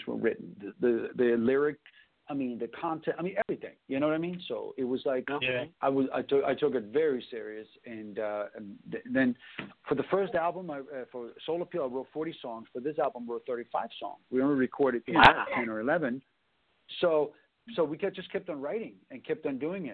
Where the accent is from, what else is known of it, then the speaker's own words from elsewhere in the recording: Copenhagen, Capital Region of Denmark, Denmark; now in United States; when I grew up in Copenhagen in the 80s